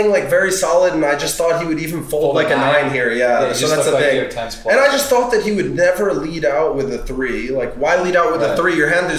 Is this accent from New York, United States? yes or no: yes; New York, United States; And I'm from New York.